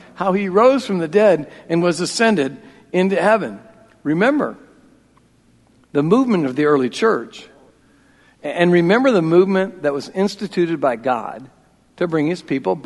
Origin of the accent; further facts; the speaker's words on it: Iowa, United States; I'm from Iowa